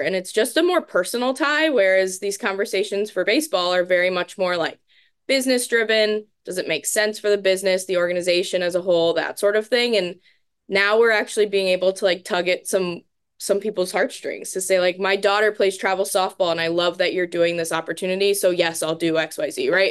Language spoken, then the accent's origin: English; Tampa, Florida, United States; moved away as an adult; now in Madison, United States; Where I'm from in Florida, I'm from, like, the Tampa Bay area